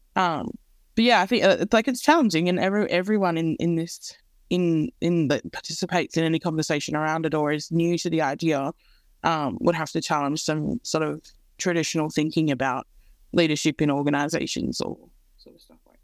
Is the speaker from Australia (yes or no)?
yes; Central West, New South Wales, Australia; I grew up in the Central West